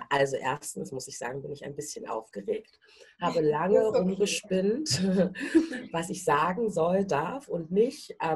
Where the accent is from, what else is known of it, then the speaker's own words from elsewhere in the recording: Berlin, Germany; also ich bin in Berlin-Schöneberg groß geworden, bin auch zur Schule gegangen ähm, und auch äh, in die Kita dort.